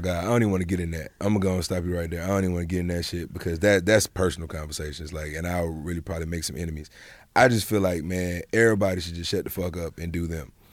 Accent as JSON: {"language": "English", "town": "Montgomery", "region": "Alabama", "country": "United States", "also_born_or_lived": "London / Atlanta / Los Angeles", "moved": "yes", "said": "we're from Montgomery, Alabama. Like, I went home for Thanksgiving"}